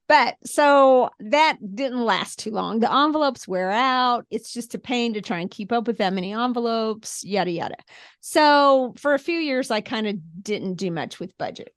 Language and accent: English; Springfield, Missouri, United States; I grew up in Springfield, went to school at Mizzou